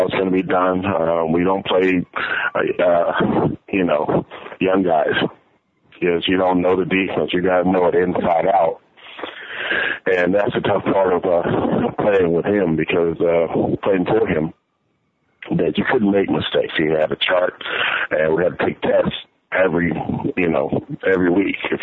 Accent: Titusville, Florida, United States; moved away as an adult; also born or lived in Gainesville, Florida / Chicago; my hometown, a little small place in Titusville, Florida.

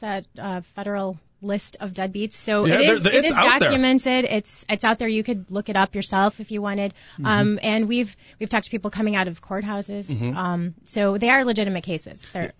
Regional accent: Chicago, Illinois, United States; I grew up in the Chicago area.

